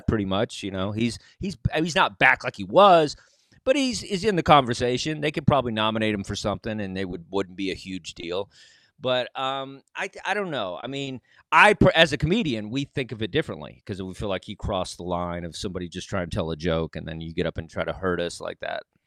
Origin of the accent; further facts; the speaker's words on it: Texas, United States; moved away; also born or lived in New York; I'm just this dork from Texas